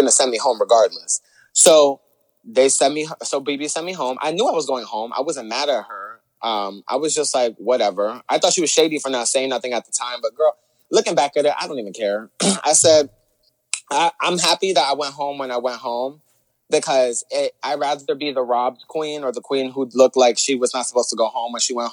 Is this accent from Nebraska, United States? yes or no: no; New York, United States; we're New Yorkers. Like, we have that edge to us